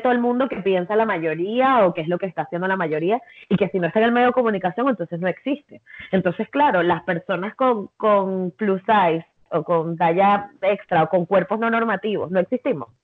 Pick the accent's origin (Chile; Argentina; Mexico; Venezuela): Venezuela; soy venezolana